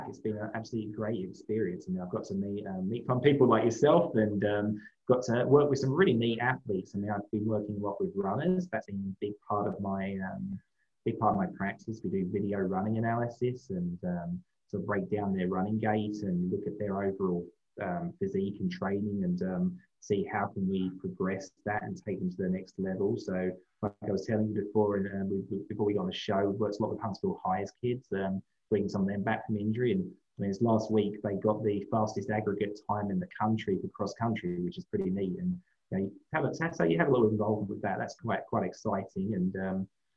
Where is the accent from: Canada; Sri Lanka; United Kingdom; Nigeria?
United Kingdom; London; moved away as an adult; now in United States; I grew up in London, England. City boy